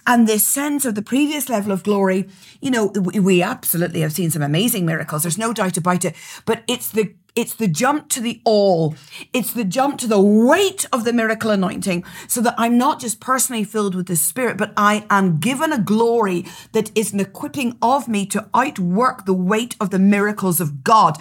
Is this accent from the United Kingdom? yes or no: yes; Northern Ireland, United Kingdom; accent: Northern Irish; My accent is Northern Irish